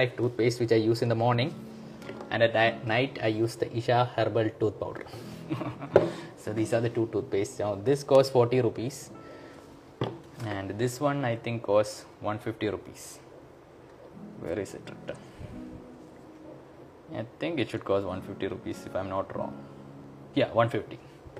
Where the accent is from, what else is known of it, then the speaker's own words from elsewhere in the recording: Nepal; I am from Nepal.